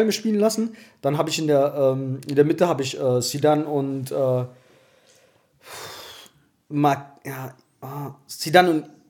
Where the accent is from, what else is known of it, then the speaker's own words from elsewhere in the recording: Eritrea; Ein Brasilianer, ich komme aus Eritrea.